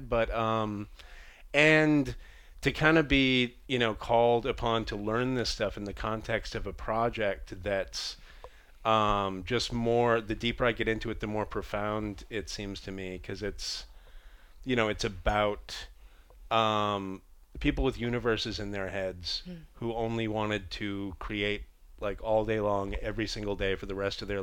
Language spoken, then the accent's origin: English; Boston, Massachusetts, United States; moved away; also born or lived in New York City; I come from Boston